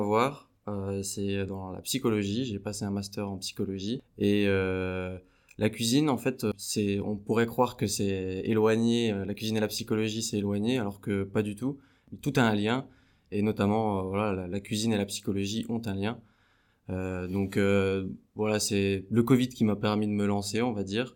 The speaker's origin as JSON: {"language": "French", "town": "Besançon", "region": "Bourgogne-Franche-Comté", "country": "France", "said": "je suis de Besançon."}